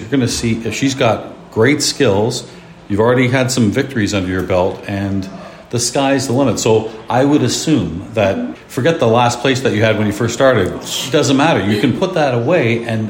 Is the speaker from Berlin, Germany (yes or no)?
yes; Berlin, Germany; I'm from Berlin.